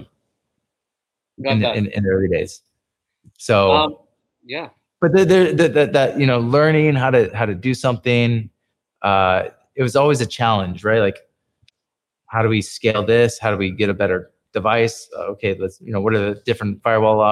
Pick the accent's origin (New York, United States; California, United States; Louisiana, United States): California, United States; San Francisco; moved away as an adult; now in Philippines; I was from San Francisco